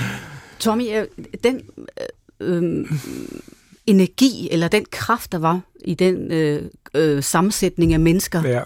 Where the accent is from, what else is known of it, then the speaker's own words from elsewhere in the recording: Denmark; hjemme på græsplænen i Hastenen, hvor jeg voksede op.